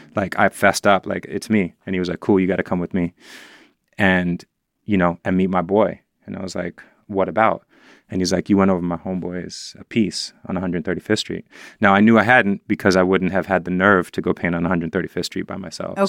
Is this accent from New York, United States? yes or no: yes; New York City, New York, United States; growing up in the Upper West Side